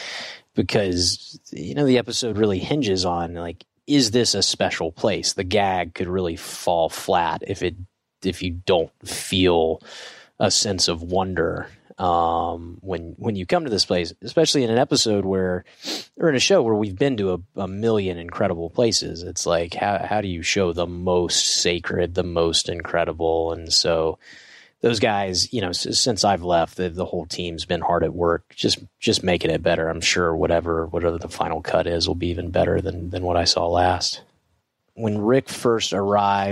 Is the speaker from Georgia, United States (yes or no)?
yes; Georgia, United States; Growing up in Georgia